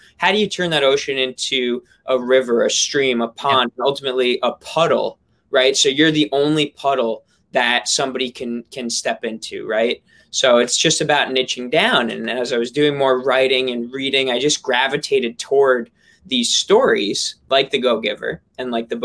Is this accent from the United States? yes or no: yes; New York, United States; I'm from New York